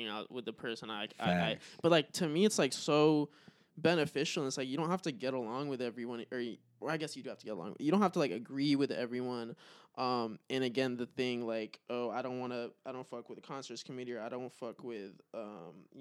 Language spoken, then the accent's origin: English; United States; I was born in America. Obviously I identify as like being American